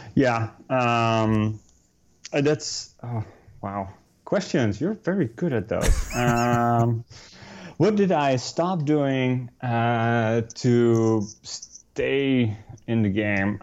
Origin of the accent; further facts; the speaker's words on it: Netherlands; moved away as an adult; also born or lived in New York City; now in Hoboken, United States; We're both Dutch. We moved here from the Netherlands uh, about six years ago already